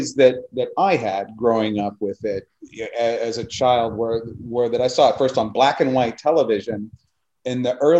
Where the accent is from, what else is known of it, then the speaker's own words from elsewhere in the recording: Houston, Texas, United States; I grew up in Houston, Texas